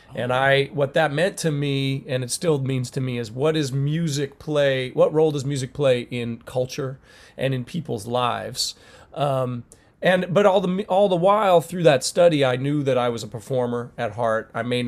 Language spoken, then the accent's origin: English; Rochester, New York, United States; those are the schools that look like where I grew up in Rochester, New York, in the city.